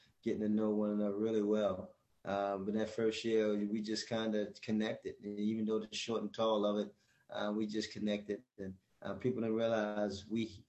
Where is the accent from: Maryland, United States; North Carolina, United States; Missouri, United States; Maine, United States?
Maryland, United States; Baltimore; a town that's pretty much like your backyard, growing up in Baltimore